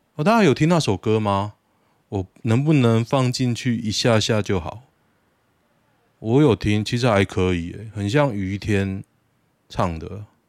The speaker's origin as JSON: {"language": "Chinese", "area": "Chunri Road", "region": "Taoyuan", "country": "Taiwan", "tie": "born or raised there", "said": "我的人生哦，几乎都围绕着春日路，我的老家就在春日路头，我现在就住在春日路旁边。所以我对春日路很熟啊"}